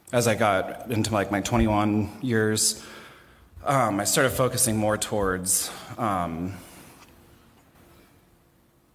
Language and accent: English; Columbus, Ohio, United States; also born or lived in Lewis Center, Ohio; I was born and raised in Columbus, Ohio